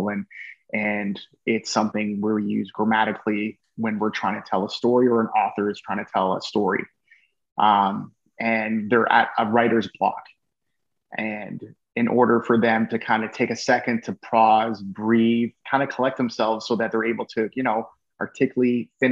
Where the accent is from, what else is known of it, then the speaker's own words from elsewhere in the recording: Canada; I love being Canadian